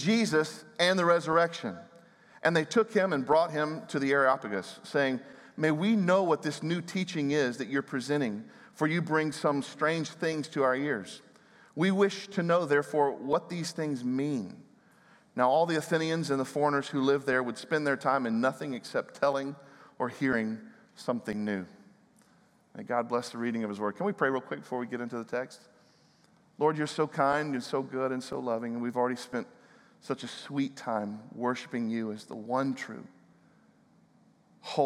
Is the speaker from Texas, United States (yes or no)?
no; Little Rock, Arkansas, United States; I grew up here in Little Rock